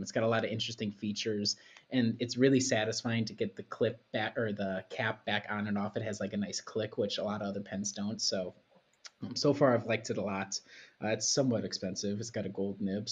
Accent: Midwest, United States; as a Midwesterner

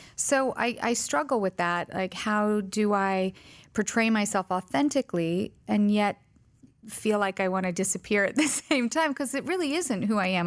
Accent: Colorado, United States; also born or lived in Vicenza, Italy; I was born in Vicenza, Italy, raised primarily in Colorado. my dad was in the Army

